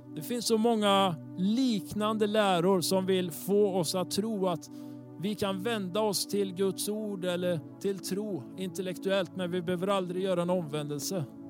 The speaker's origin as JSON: {"language": "Swedish", "town": "Tibro", "region": "Västra Götaland", "country": "Sweden", "said": "Tibro där jag kommer ifrån"}